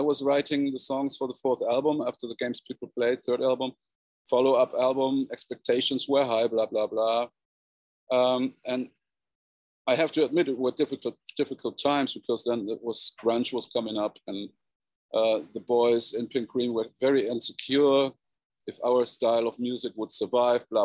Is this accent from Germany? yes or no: yes; South Germany, Germany; South Germany, to my hometown